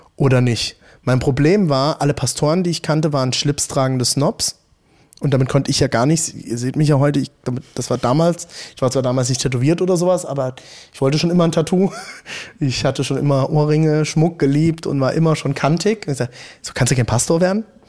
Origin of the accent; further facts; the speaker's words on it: Hunsrück, Rhineland-Palatinate, Germany; moved away as an adult; also born or lived in Frankfurt / South Africa; now in Leipzig, Germany; Ich komme aus Rheinland-Pfalz, vom Hunsrück